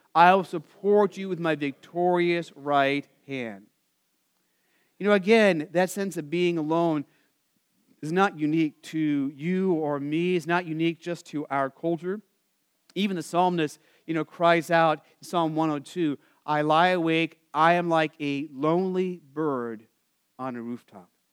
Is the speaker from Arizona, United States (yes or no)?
yes; Arizona, United States; I grew up in Arizona